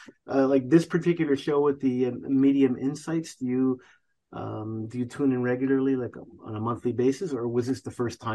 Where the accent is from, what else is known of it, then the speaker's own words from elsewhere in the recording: Canada; she's from my country, Canada